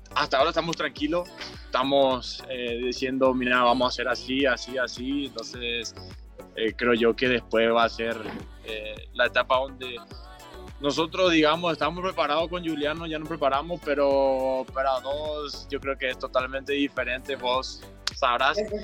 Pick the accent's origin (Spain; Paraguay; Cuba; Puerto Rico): Paraguay; moved away as an adult; now in Mexico; como otro paraguayo más